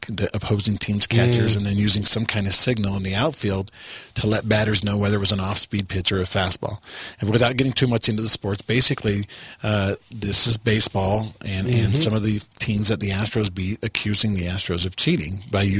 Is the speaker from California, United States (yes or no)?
no; Texas, United States; moved away; I grew up in Texas.